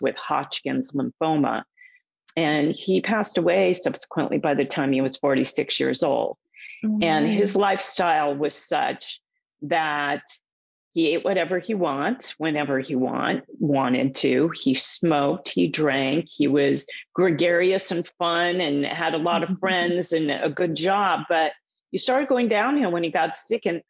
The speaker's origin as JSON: {"language": "English", "region": "Southern California", "country": "United States", "tie": "born or raised there", "said": "I grew up out here in Southern California, where I am right now."}